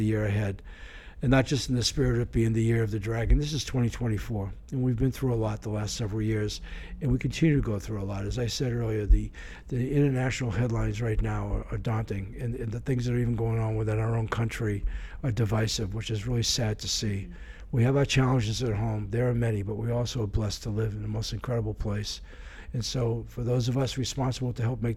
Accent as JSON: {"language": "English", "town": "Boston", "region": "Massachusetts", "country": "United States", "tie": "born or raised there", "moved": "yes", "lives_now": "Honolulu, United States", "said": "I grew up in the Boston area"}